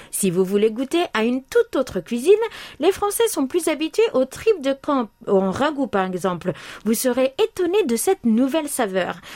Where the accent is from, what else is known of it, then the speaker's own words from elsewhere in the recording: France; moved away; chez nous en France